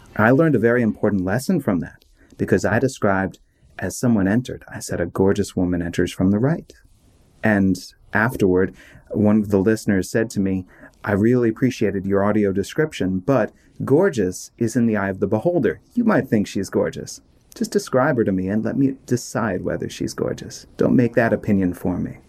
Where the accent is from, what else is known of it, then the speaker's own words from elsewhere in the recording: Maryland, United States; also born or lived in Washington, D.C.; I was born in Washington, D.C., and I grew up in Maryland